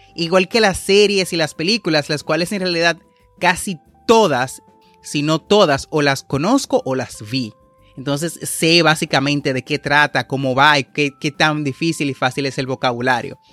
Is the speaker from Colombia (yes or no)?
no; Dominican Republic; como decimos en mi país